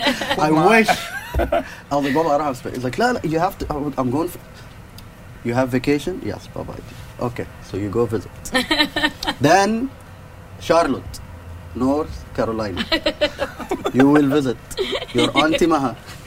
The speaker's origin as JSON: {"language": "English", "region": "Sharjah", "country": "United Arab Emirates", "tie": "born or raised there", "also_born_or_lived": "Sudan", "said": "growing up in Sharjah, I noticed it was a big part of self-expression for a lot of people."}